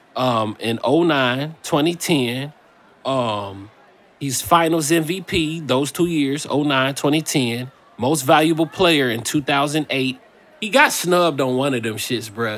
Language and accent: English; Indiana, United States; moved away; I'm from Indiana.